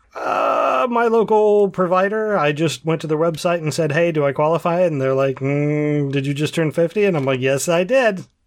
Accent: Central Ohio, United States; I am from Central Ohio

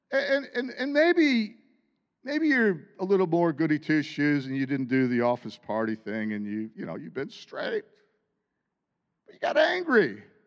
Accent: United States; born or raised there

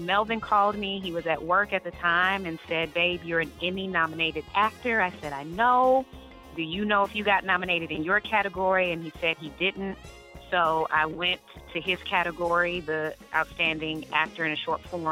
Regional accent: Atlanta, Georgia, United States; moved away; also born or lived in California; I am originally from Atlanta, Georgia, ATL, born and raised

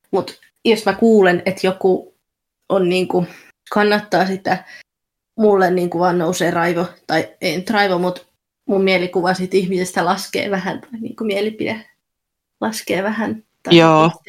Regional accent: East of England, United Kingdom; Essex on, mutta on tosiaan tosi lähellä Lontoota, niin ihmiset aika usein sitten

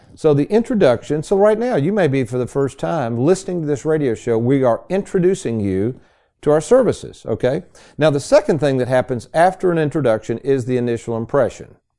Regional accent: Lexington, Kentucky, United States; also born or lived in Bowling Green; as a ten-year-old, snotty nosed kid growing up in Lexington

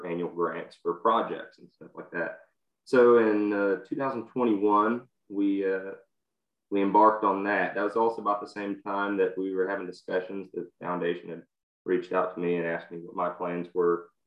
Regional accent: Texas, United States; I'm from Texas

